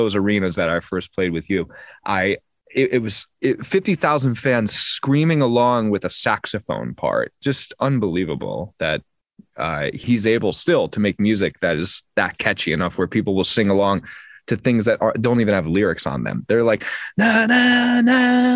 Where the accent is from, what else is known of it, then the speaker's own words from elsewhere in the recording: United States; accent: very American; my very American accent